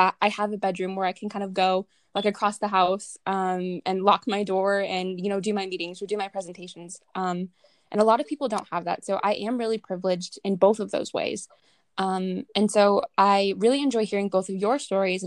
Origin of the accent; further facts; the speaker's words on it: Southern California, United States; I'm from Southern California, so that's where I'm currently at right now